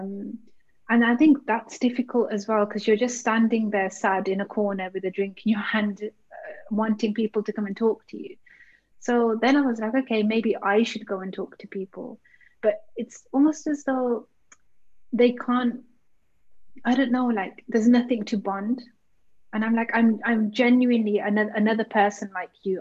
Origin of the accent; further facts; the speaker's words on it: Birmingham, West Midlands, United Kingdom; I grew up in Birmingham, and I know I live in the UK